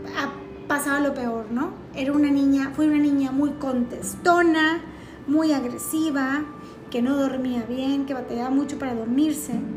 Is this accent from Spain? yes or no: no; Mexico; estoy hablando, claro que desde una perspectiva como mexicana